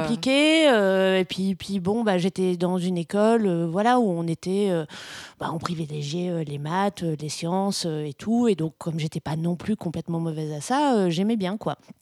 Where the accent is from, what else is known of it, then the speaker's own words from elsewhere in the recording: Brussels, Brussels-Capital Region, Belgium; je suis belge, je suis bruxelloise